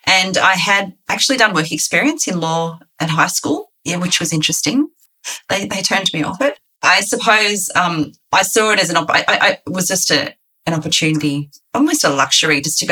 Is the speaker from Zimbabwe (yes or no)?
no; Sydney, New South Wales, Australia; also born or lived in rural Victoria; I moved to Sydney and we grew up in Western Sydney where I went to the local schools.